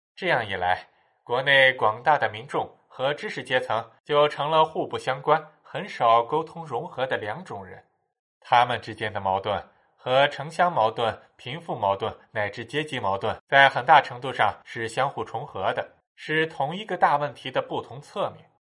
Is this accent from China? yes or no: yes; China; 但我们中国人自己知道